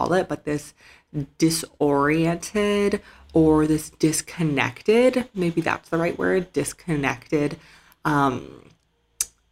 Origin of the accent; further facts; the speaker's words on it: Canada; moved away as an adult; also born or lived in Shenzhen, China / Turkey / Georgia; I was born and raised in Canada